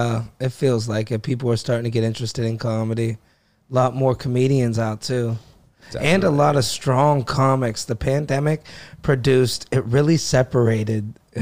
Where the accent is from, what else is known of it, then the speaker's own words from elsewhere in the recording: Youngstown, Ohio, United States; moved away as an adult; now in New York, United States; I grew up in Youngstown